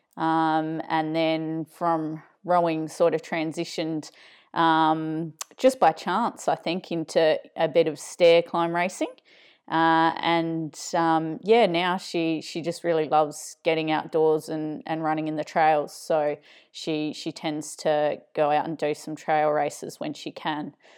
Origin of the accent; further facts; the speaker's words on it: Adelaide, South Australia, Australia; moved away; trail running store down in Adelaide from, from my hometown